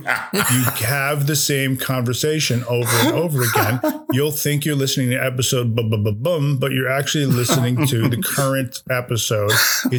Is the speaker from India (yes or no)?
no; Iselin, New Jersey, United States; you live in Island, New Jersey? I said, yeah, that's where I'm from, born and raised.